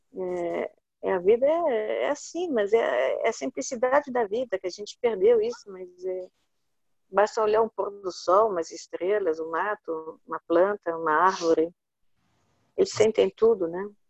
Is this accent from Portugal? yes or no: no; Brazil; also born or lived in Italy; a gente, como brasileiro, né? Eu sou meio brasileira, meio italiana